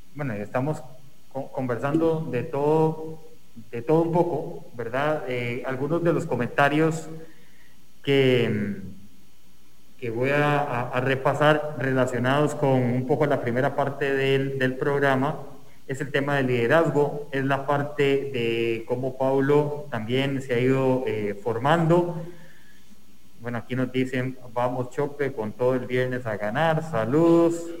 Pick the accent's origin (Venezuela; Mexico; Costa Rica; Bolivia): Costa Rica; como sociedad costarricense